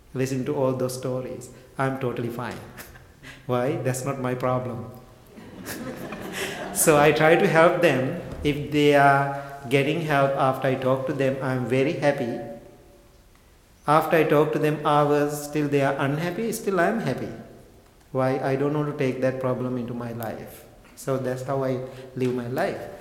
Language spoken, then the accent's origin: English; Sri Lanka; I was born and raised in Sri Lanka